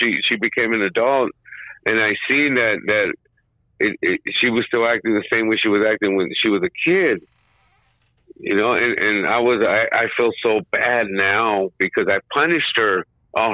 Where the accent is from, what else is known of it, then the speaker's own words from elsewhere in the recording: Highland Park, United States; I grew up in Highland Park